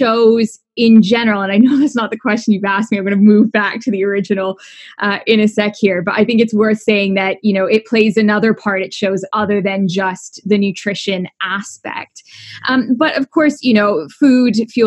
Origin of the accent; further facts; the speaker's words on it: Canada; accent: Canadian; also born or lived in Toronto, Canada; My accent is Canadian